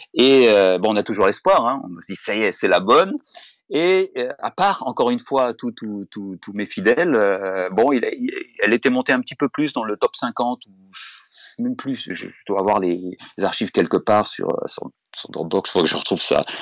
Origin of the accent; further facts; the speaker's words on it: France; moved away as an adult; also born or lived in United States; Je suis français et très fier d'être français